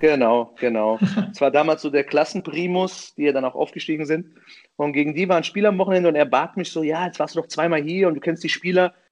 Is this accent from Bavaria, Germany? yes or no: no; Offenbach am Main, Hesse, Germany; ich bin selbst in Offenbach geboren